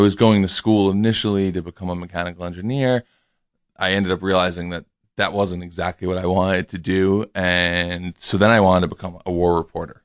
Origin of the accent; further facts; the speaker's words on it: New York City, New York, United States; I grew up in New York City